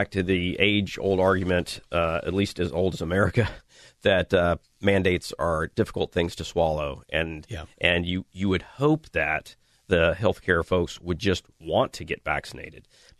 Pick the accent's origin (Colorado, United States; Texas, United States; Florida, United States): Florida, United States; Northwest; You know, that's my hometown.